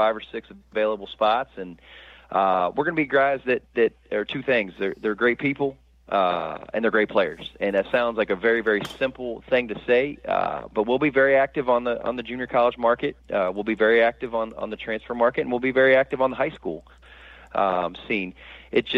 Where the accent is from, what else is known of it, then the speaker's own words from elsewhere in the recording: Central Florida, United States; in my hometown at an institution I watched growing up